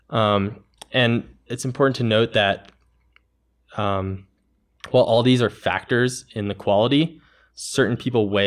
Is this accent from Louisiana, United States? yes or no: no; Maryland, United States; I'm from Maryland, and we just have horrible, horrible choss all over the place.